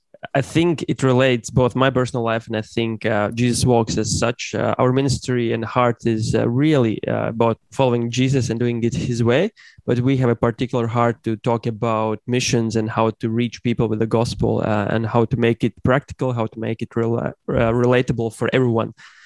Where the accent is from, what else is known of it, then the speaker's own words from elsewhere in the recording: the Bible Belt, United States; I come from the Bible Belt, evangelical circles.